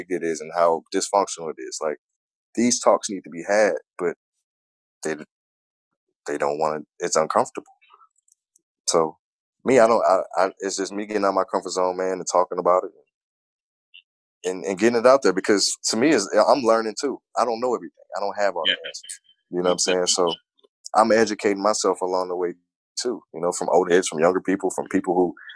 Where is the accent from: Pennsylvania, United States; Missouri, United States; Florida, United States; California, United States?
Missouri, United States; St. Louis; moved away as an adult; now in Washington, D.C., United States; And that's being my hometown.